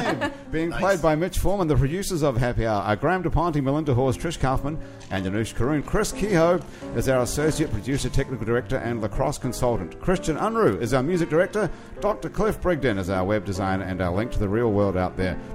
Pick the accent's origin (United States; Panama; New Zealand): New Zealand; moved away; I come from New Zealand